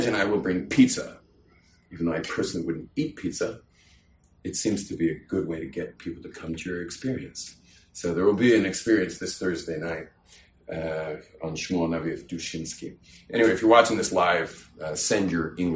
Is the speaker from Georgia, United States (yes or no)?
no; California, United States; I'm from California, where you just say everything